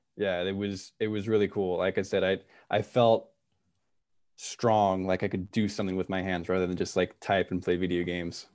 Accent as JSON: {"language": "English", "town": "Santa Cruz", "region": "California", "country": "United States", "also_born_or_lived": "East Coast, United States", "moved": "as an adult", "said": "I'm from Santa Cruz. My, my folks live in Santa Cruz"}